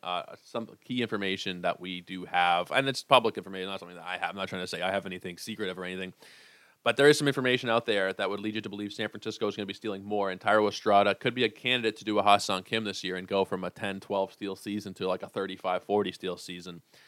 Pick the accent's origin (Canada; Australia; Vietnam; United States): Canada; being a Canadian guy.